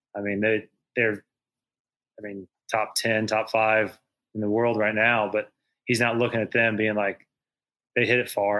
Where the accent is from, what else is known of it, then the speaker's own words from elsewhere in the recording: Indiana, United States; my home state of Indiana